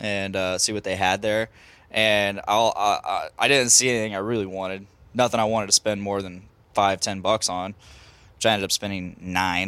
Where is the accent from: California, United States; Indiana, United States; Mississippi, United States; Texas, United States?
Indiana, United States; Lafayette; we're Lafayette, Indiana.